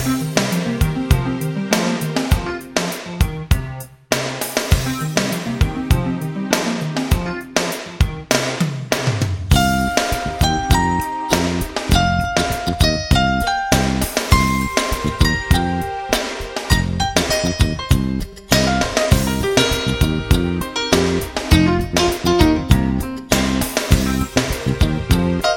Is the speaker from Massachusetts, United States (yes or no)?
no; Texas, United States; Growing up in Texas